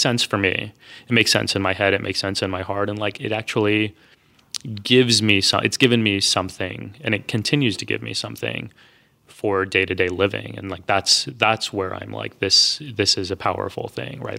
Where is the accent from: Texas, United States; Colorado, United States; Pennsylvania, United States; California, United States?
Texas, United States; I grew up in Texas.